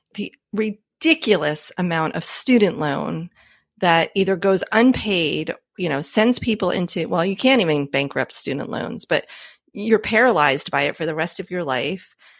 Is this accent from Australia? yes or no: no; New Jersey, United States; I grew up in New Jersey a gajillion years ago